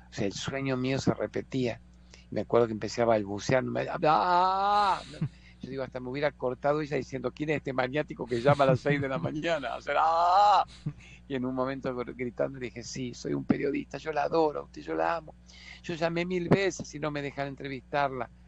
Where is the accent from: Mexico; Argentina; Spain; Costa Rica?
Argentina; disculpe, soy un periodista argentino